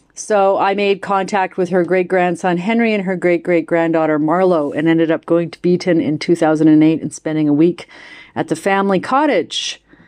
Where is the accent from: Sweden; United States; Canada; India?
Canada; as a Canadian because our country is, of course, so huge.